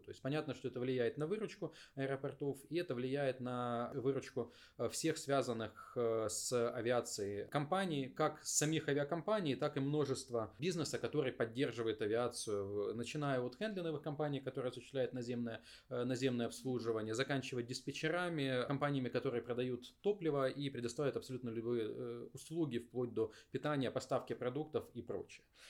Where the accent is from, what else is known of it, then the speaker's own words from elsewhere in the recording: Dnipro, Dnipropetrovsk Oblast, Ukraine; я сам из Днепропетровска